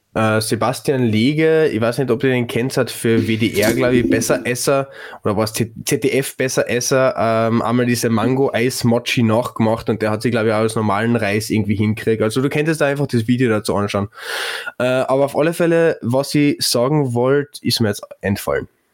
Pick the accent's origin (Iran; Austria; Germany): Austria; Klagenfurt, Carinthia; ich bin Klagenfurter. Da lege ich großen Wert drauf, äh, dass ich kein Villacher bin